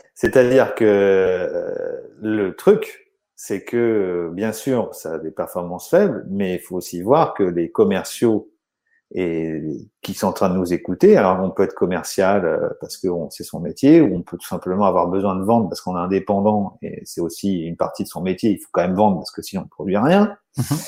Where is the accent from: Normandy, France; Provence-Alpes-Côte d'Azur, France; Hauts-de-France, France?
Normandy, France; moved away as an adult; now in South of France, France; je suis un Normand euh, expatrié dans, dans le sud de la France par amour